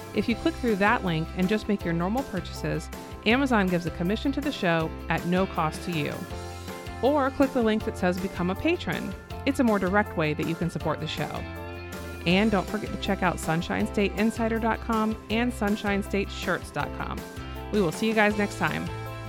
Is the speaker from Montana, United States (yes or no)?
no; Florida, United States; someone who was born and raised in Florida